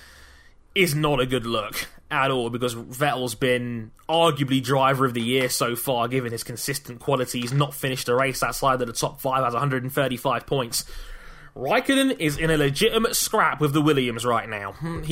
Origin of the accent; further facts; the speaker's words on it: London, United Kingdom; my hometown of London